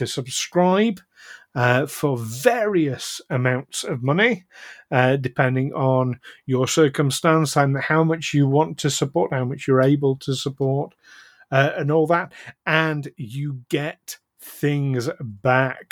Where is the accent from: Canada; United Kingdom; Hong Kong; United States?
United Kingdom; we're British.